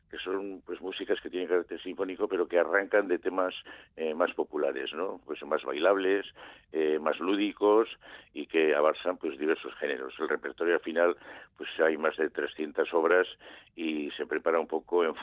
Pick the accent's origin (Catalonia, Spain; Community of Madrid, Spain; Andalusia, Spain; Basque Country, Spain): Basque Country, Spain